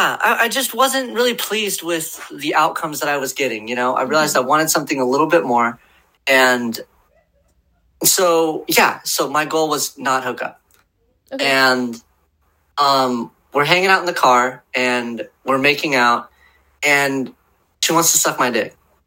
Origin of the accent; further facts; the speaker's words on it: Portland, Oregon, United States; also born or lived in Southern California; I'm from Portland, previously of Southern California.